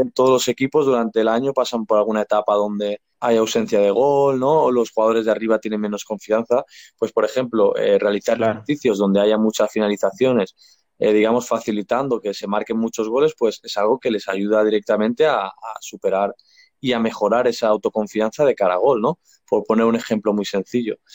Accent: Spain; yo soy español

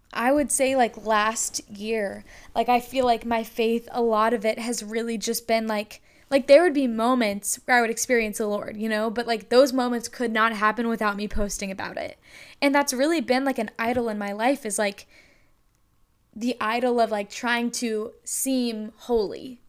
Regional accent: North Carolina, United States; also born or lived in Lynchburg, Virginia; I am from North Carolina.

